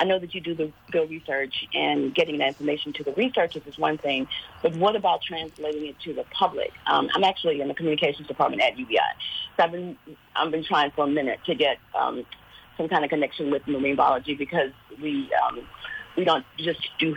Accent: Baton Rouge, Louisiana, United States; I'm actually from Baton Rouge, Louisiana, so I'm by LSU

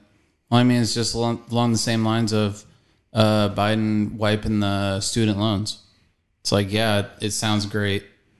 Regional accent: California, United States; moved away; also born or lived in Montana; I was born in California and then moved to Montana

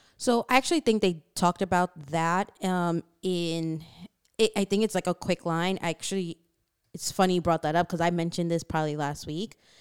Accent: New York City, New York, United States; growing up in Queens and having, like, different friends from different backgrounds

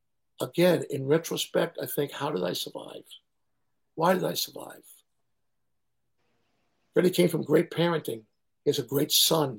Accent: New York City, New York, United States; I'm from Chelsea.

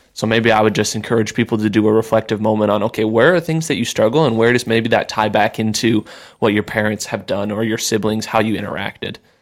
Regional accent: Sioux Falls, South Dakota, United States; moved away; I'm from Sioux Falls, like I said, and my family's still there for the most part

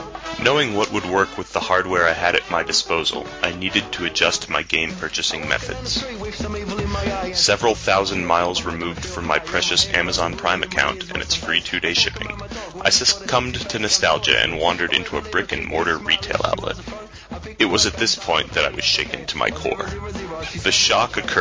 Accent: United States; moved away as an adult; now in Melbourne, Australia; my home country

